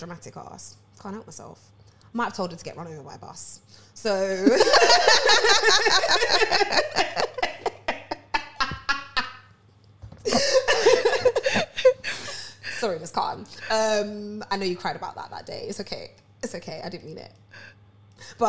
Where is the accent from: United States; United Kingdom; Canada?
United Kingdom; Harrow, London; now in Enfield, United Kingdom; I grew up in Harrow, so it's quite multicultural and diverse